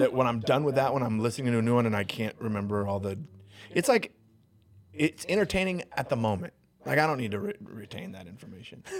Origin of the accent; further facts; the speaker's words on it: Long Beach, California, United States; when I was a kid growing up in Long Beach